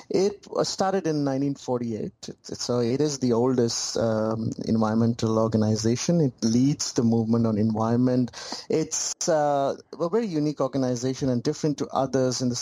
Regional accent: Pakistan; moved away as an adult; I'm from Pakistan

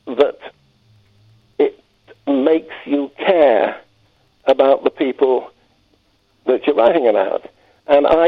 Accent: London, United Kingdom; now in Harrogate, United Kingdom; I'm a Londoner, but I've moved steadily northwards

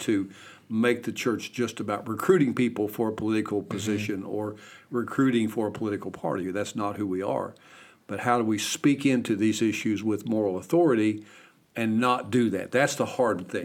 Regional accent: Kentucky, United States; my home state of Kentucky

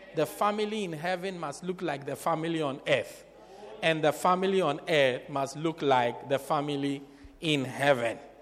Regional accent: Port Elizabeth, Eastern Cape, South Africa; I'm from Port Elizabeth. That's where I'm from.

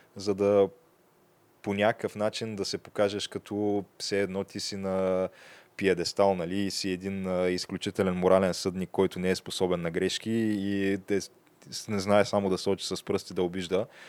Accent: Bulgaria; аз съм българин

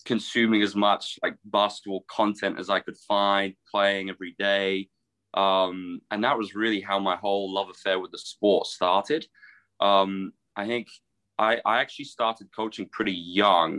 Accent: Guildford, South East England, United Kingdom; moved away as an adult; I grew up in Guildford in Surrey

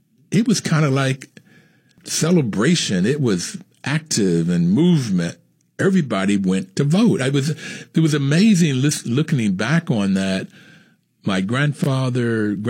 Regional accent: West Virginia, United States; I grew up in West Virginia

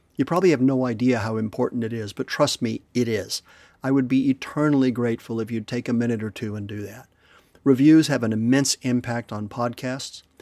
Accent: Madrid, Community of Madrid, Spain; moved away; When I was a kid growing up in Madrid

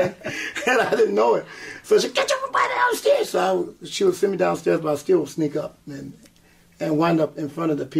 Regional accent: South Carolina, United States; also born or lived in Westbury, Long Island, New York; I was born in Westbury, Long Island, but I was raised in the South and South Carolina

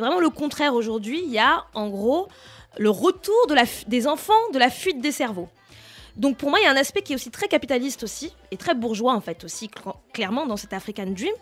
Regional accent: France; on est français, on a grandi ici

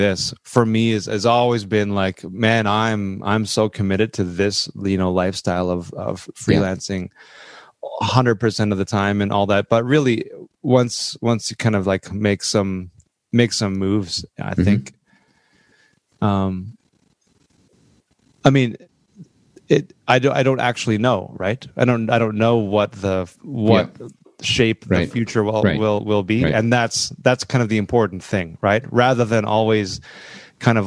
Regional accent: Moose Jaw, Saskatchewan, Canada; born or raised there

